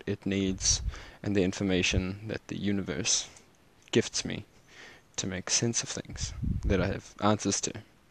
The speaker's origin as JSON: {"language": "English", "town": "Cape Town", "region": "Western Cape", "country": "South Africa", "tie": "born or raised there", "said": "I was born in Cape Town"}